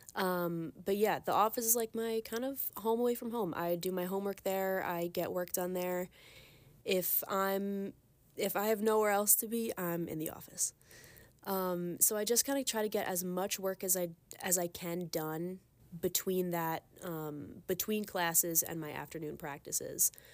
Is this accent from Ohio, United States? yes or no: no; Long Island, New York, United States; moved away as an adult; now in Ithaca, United States; I'm from Long Island